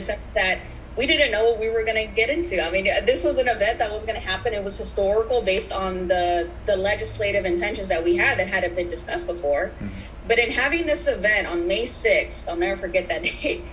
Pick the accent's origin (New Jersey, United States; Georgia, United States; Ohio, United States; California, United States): California, United States; San Diego; I was born and raised here in San Diego. Um, I grew up in Barrio Logan